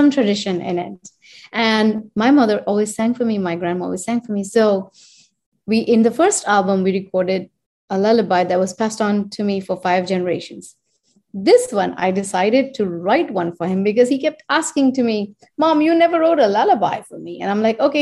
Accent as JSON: {"language": "English", "country": "India", "tie": "born or raised there", "also_born_or_lived": "United States", "moved": "yes", "said": "I am Indian and I was born and raised there and I come from that land"}